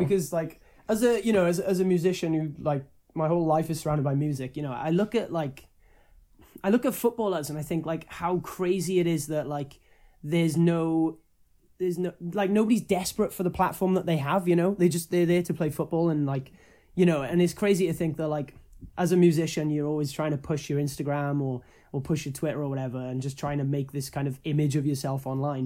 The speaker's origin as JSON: {"language": "English", "region": "Wales", "country": "United Kingdom", "said": "I'm, I'm Welsh"}